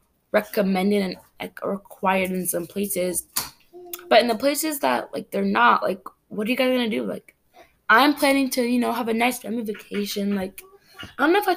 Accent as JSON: {"language": "English", "country": "Cameroon", "moved": "yes", "said": "Cameroon, I'm from Cameroon in Africa"}